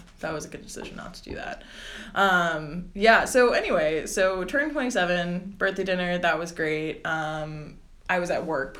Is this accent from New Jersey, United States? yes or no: yes; New Jersey, United States; I'm from Jersey